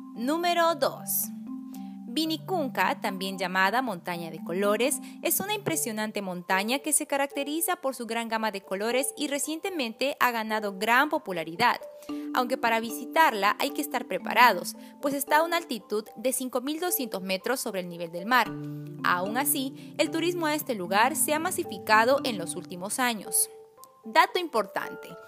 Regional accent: Peru; nuestro Perú

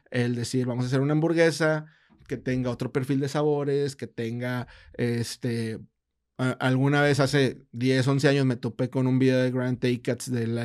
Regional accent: Monterrey, Nuevo León, Mexico; pues somos regios

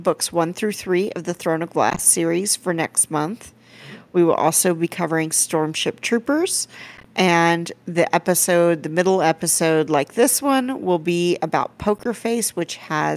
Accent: Cajun, Louisiana, United States; I am Cajun. Real Cajun.

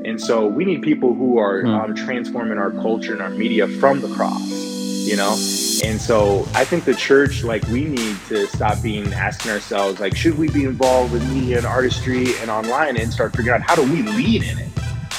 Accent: Illinois, United States; So I'm from Illinois, and both sides of my family, my mom and my dad, have a lot of like family roots in Illinois.

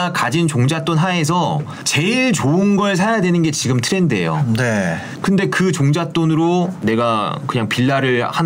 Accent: Gangneung, Gangwon, South Korea; 출신인데 강릉도

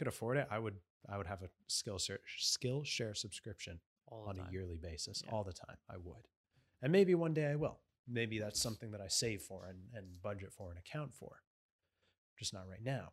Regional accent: Canada; as Canadian citizens

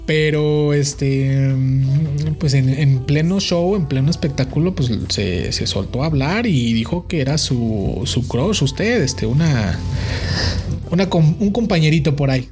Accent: Mexico; como buen estudiante mexicano

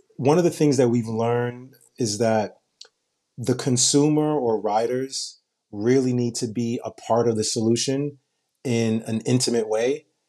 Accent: New York City, New York, United States; I grew up in Brooklyn and in Queens where dollar vans are popular

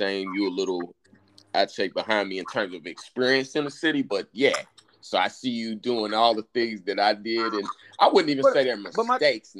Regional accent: Indianapolis, Indiana, United States; I'm from Indianapolis

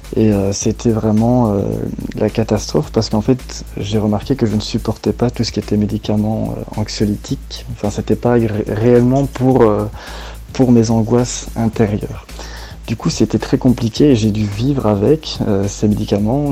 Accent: Belgium; also born or lived in Chapelle-lez-Herlaimont; je viens de Belgique et j'habite euh, actuellement à chapelle

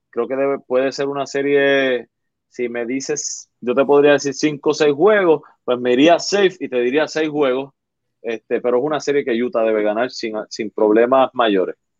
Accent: Arecibo, Puerto Rico; moved away; yo soy de Arecibo de la costa. Ah, que no vivo allá

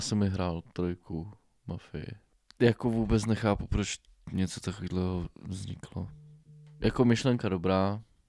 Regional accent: Bohemia, Czechia; tady u nás v Čechách

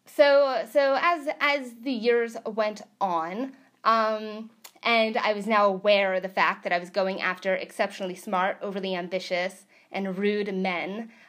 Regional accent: New York, United States; moved away as an adult; now in California, United States; I was a New Yorker. I I am a New Yorker

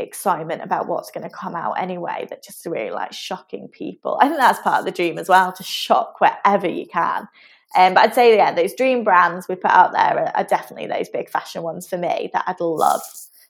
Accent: South of England, United Kingdom; now in Manchester, United Kingdom; As a Southerner, I know I don't really sound like a Southerner anymore.

